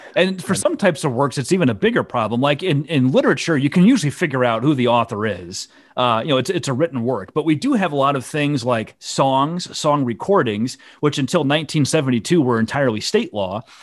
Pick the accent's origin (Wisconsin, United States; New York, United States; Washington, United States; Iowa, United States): Iowa, United States; I'm from Iowa.